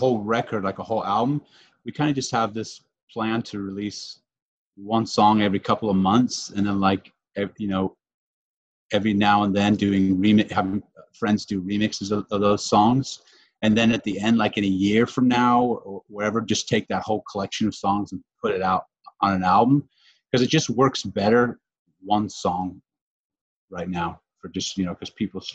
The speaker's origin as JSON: {"language": "English", "area": "Brevard County", "region": "Florida", "country": "United States", "tie": "born or raised there", "lives_now": "Orlando, United States", "said": "We live in Orlando now, but we grew up in Brevard by the Space Center."}